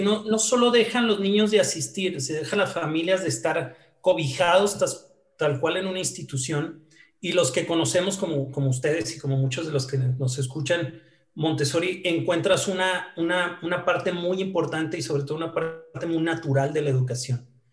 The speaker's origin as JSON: {"language": "Spanish", "town": "Hidalgo del Parral", "region": "Chihuahua", "country": "Mexico", "tie": "born or raised there", "moved": "as an adult", "lives_now": "Chihuahua, Mexico", "said": "soy originario de Parral, entonces me vine, que es una ciudad que está aquí cerca, eh, dos horas de, Chihuahua, y me vine a estudiar la carrera"}